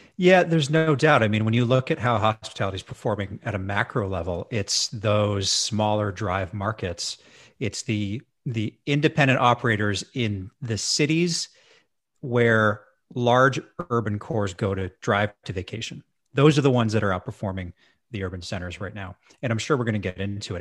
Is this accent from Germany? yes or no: no; Edmonton, Alberta, Canada; moved away as an adult; also born or lived in Victoria, British Columbia; I moved back to my hometown of Edmonton, Alberta